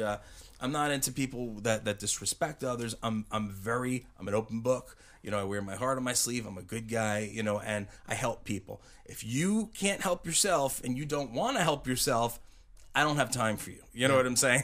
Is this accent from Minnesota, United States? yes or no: no; Uniondale, New York, United States; I grew up in a in Uniondale, New York